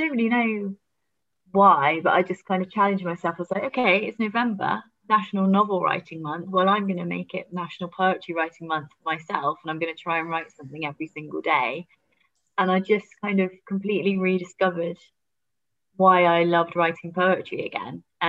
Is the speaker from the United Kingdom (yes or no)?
yes; Oxfordshire, South East England, United Kingdom; moved away; also born or lived in Exeter; I'm from Oxfordshire